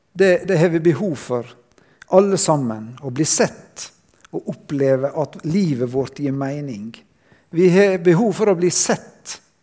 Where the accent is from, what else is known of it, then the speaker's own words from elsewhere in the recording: Sunnmøre, Møre og Romsdal, Norway; jeg kommer fra Sunnmøre